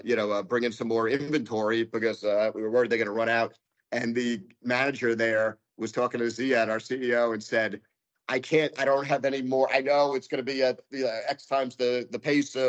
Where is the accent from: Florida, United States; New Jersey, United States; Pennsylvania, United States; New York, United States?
New York, United States; Rockland County; I grew up in Rockland County